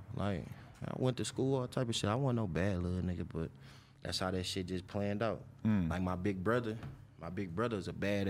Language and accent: English; Detroit, Michigan, United States; Up on the west side. I'm from Linwood and Montgomery.